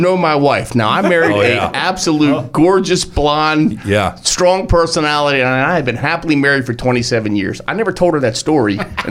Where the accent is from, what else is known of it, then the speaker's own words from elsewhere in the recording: Buffalo, New York, United States; Growing up in Buffalo, so I thought, first snowmobile piece of shit.